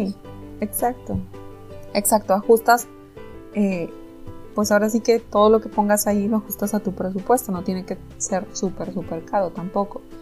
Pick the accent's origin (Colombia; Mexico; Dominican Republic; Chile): Mexico; somos mexicanos